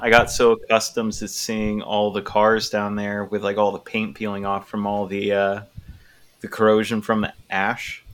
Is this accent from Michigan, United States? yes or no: no; Chula Vista, California, United States; also born or lived in Portland, Oregon; now in Seattle, United States; I'm from Chula Vista